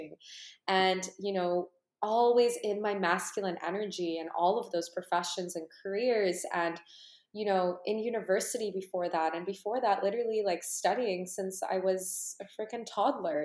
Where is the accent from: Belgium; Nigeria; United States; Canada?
Canada; born or raised there; also born or lived in Ukraine